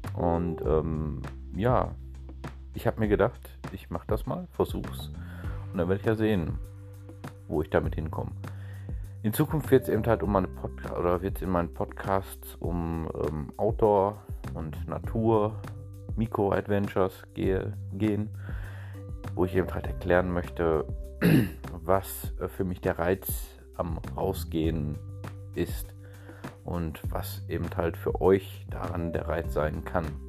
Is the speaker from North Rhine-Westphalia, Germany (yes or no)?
yes; Ruhr area, North Rhine-Westphalia, Germany; accent: leichter Dialekt (Ruhrgebiet); bin eine einfache Person aus dem Ruhrgebiet, wie man vielleicht auch schon an meinem leichten Dialekt hört